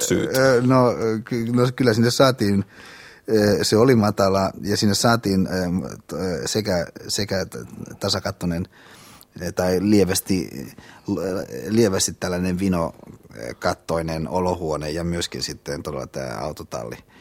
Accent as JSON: {"language": "Finnish", "town": "Hyvinkää", "region": "Uusimaa", "country": "Finland", "tie": "born or raised there", "moved": "as an adult", "lives_now": "Helsinki, Finland", "said": "Hyvinkään mun kotipaikkakunta, että siis siellä mä ö, asuin ja elin ö, siihen asti, kunnes mä tulin – vuonna 1972 äh, opiskelemaan"}